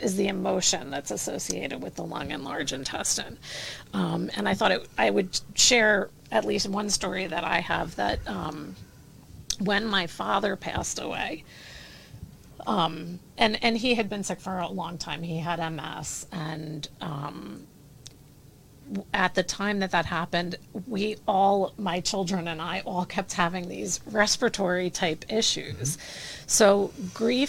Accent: New Jersey, United States; I'm from Jersey.

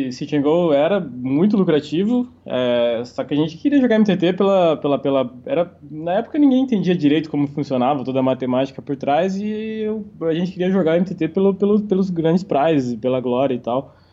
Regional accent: Santa Catarina, Brazil; eu vim de uma cidade pequena, interior de Santa Catarina. É, vim de uma família simples, relativamente simples.

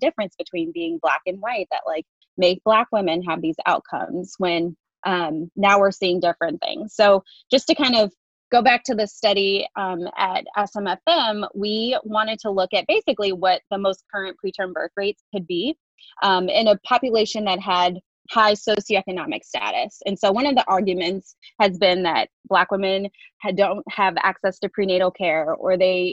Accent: Detroit, Michigan, United States; moved away as an adult; also born or lived in Indiana; now in Chapel Hill, United States; I'm originally from the Midwest. I went to medical school at Indiana University School of Medicine, and my family and I are originally from Detroit

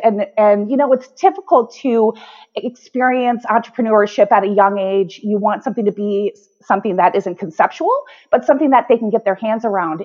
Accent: White Bear Lake, Minnesota, United States; Growing up in White Bear Lake

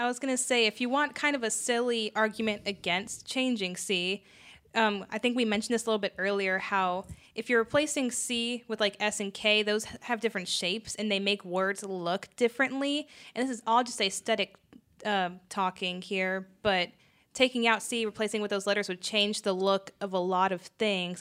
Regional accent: United States; since we are in America, we're American citizens

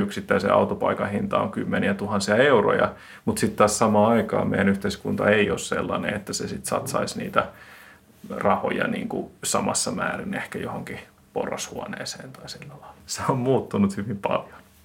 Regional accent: Finland; mä oon Suomesta

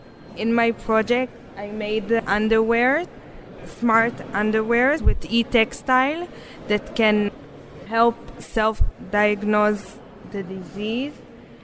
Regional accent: Jerusalem, Jerusalem District, Israel; I'm from Jerusalem

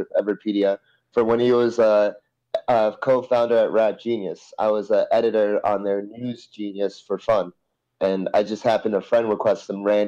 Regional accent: Montville, New Jersey, United States; moved away as an adult; now in Los Angeles, United States; from Montville, originally

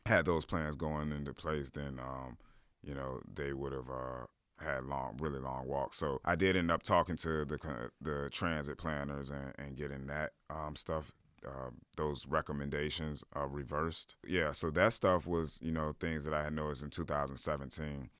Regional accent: Richmond, Virginia, United States; I'm from Church Hill. We always called it Hilltop

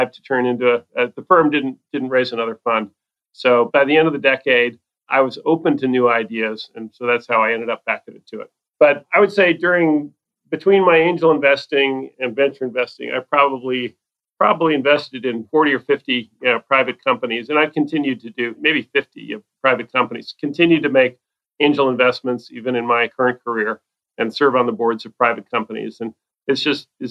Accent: East Coast, United States; moved away as an adult; also born or lived in Silicon Valley; I grew up on the East Coast, but I had the good fortune to move to Silicon Valley in 1983

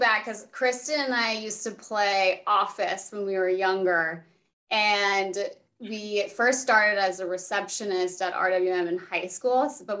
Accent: San Diego, California, United States; also born or lived in San Francisco; during the pandemic, I moved from San Francisco to San Diego.

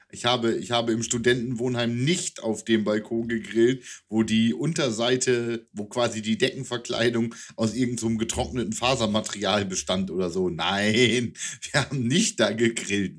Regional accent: East Frisia, Lower Saxony, Germany; now in Wunstorf, Germany; in meiner Heimat, äh, nein, in der Heimat nicht mehr, da war ich in Ostfriesland, aber hier in Wunsdorf

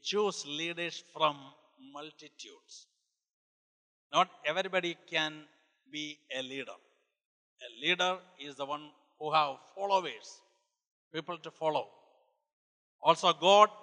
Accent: India; moved away as an adult; also born or lived in Bethany, Oklahoma; I come from India. I was born and brought up in India

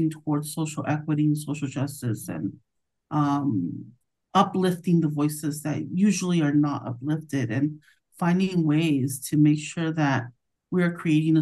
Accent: Orange County, California, United States; I am a first-gen Latina and born and raised in Orange County

